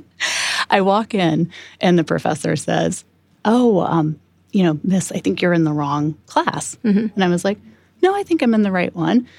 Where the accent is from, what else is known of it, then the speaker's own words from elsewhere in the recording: Manitou, Illinois, United States; moved away; my hometown festival is also called the Popcorn Festival.